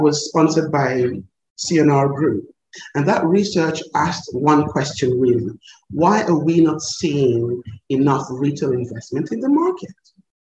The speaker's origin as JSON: {"language": "English", "region": "Lagos", "country": "Nigeria", "tie": "born or raised there", "moved": "yes", "lives_now": "Kenya", "said": "it's a little Lagos girl who managed to walk around the world. I was born in Lagos, Nigeria, and because of the kind of society that raised me"}